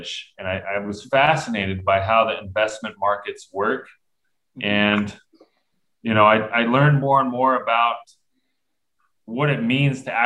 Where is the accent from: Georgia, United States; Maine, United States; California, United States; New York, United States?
California, United States; Southern; I grew up in Southern California